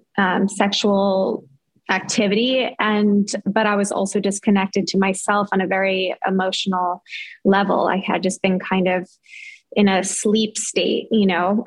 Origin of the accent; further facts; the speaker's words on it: New York, United States; moved away as an adult; also born or lived in Los Angeles; I grew up in New York, but I moved with that boyfriend